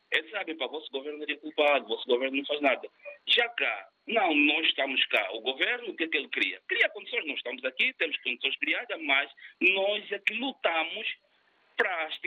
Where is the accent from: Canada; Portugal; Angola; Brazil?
Angola; moved away